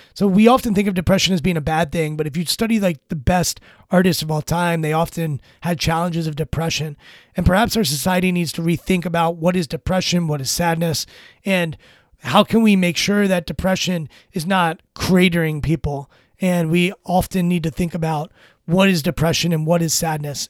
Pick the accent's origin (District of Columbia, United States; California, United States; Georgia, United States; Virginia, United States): District of Columbia, United States; Washington; I'm born and raised in Washington, D C, in this area